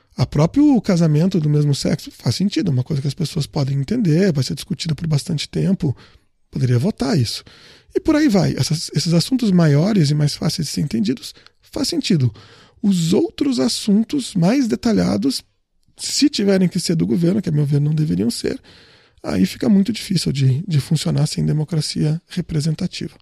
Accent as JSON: {"language": "Portuguese", "region": "Rio Grande do Sul", "country": "Brazil", "said": "O Solon e eu somos gaúchos"}